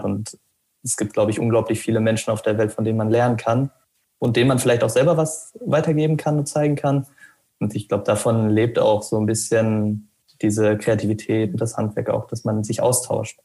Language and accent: German; Arnsberg, North Rhine-Westphalia, Germany; moved away as an adult; now in Münster, Germany; die Lehre habe ich erst bei mir im Heimatort gemacht. Also ich komme aus dem Sauerland, aus Arnsberg